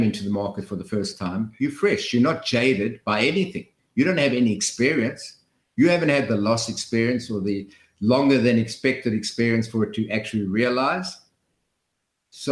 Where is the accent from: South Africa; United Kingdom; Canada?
South Africa; moved away; when I came from South Africa